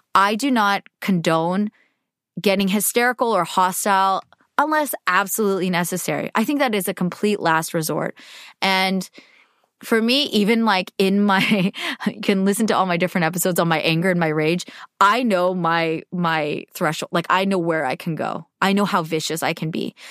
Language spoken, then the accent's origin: English; United States; I'm Asian American